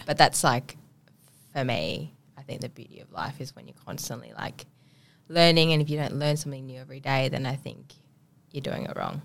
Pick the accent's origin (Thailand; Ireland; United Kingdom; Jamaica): Thailand; Ubon Ratchathani; also born or lived in Bangkok, Thailand / Koh Samui, Thailand; now in Perth, Australia; born there, born in a country part of Thailand called Ubon